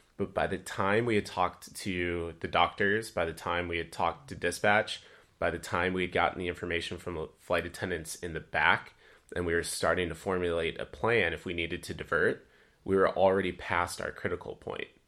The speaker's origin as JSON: {"language": "English", "town": "Dubuque", "region": "Iowa", "country": "United States", "tie": "born or raised there", "said": "my hometown of Dubuque"}